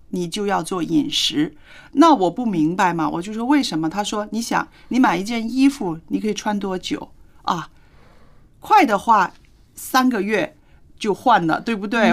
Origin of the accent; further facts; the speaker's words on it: China; 我们就是中国人